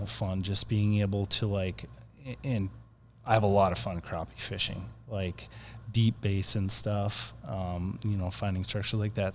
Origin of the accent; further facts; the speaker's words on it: Minnesota, United States; moved away; I'm originally from Minnesota